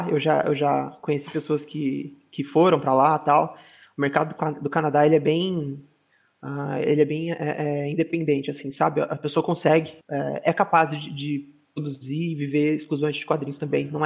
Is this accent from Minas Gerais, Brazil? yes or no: yes; Minas Gerais, Brazil; accent: mineiro mixed with São Paulo; also born or lived in São Paulo; É, eu não tenho muito sotaque de mineiro, porque eu morei muitos anos em São Paulo. Então, meu sotaque ele é meio mineiro, meio São Paulo, aí do sul de Minas, falo às vezes porta, porteira.